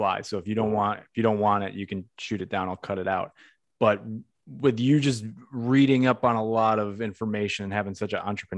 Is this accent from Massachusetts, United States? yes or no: yes; Massachusetts, United States; I'm from Massachusetts